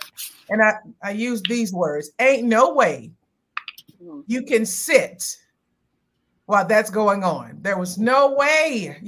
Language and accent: English; Oklahoma, United States; now in Mississippi, United States; And yeah, I'm a little country. I'm from Oklahoma, and now I'm in Mississippi, so I got a little twang and swang in me.